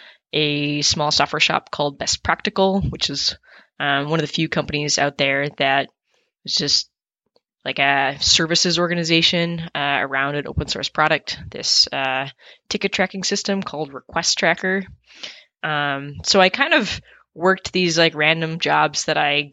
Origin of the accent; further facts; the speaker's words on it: upstate New York, United States; also born or lived in Toronto, Canada; I was born in Toronto, but actually grew up in upstate New York